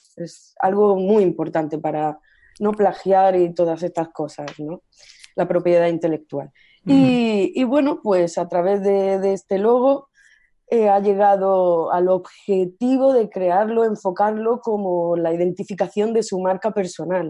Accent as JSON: {"language": "Spanish", "town": "Almería", "region": "Andalusia", "country": "Spain", "also_born_or_lived": "Great Britain", "first_language": "Spanish", "moved": "yes", "lives_now": "Barcelona, Spain", "said": "soy de Almería, pero actualmente resido en Barcelona"}